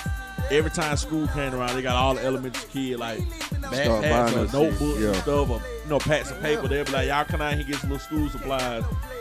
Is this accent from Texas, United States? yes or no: no; Atlanta, Georgia, United States; born or raised there